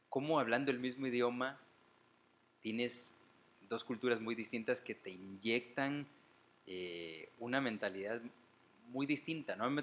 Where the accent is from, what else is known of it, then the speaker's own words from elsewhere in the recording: Guatemala; also born or lived in Mexico; Y bueno, luego a cierta edad nos regresamos a Guatemala y aquí estoy, ¿no? de hecho me chingan con que soy un guatemalteco hecho un México.